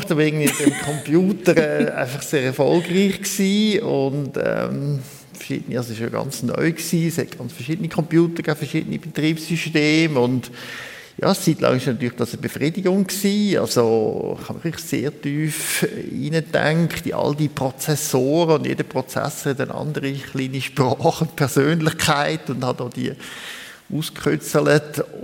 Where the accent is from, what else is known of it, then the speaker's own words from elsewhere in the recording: Lucerne, Switzerland; ich bin in Luzern aufgewachsen und der erste Psychotherapeut, den ich da als Teenager hatte, der war katholischer Priester